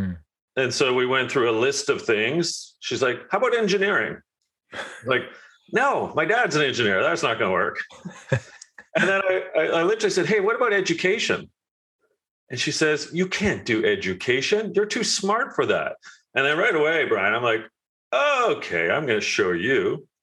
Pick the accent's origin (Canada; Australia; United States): Canada; I'm Canadian